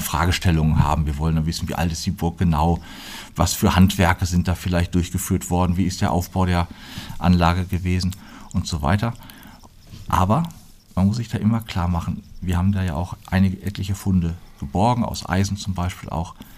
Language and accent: German; Plettenberg, North Rhine-Westphalia, Germany; moved away as an adult; also born or lived in Münster; now in Fulda, Germany; ich bin Sauerländer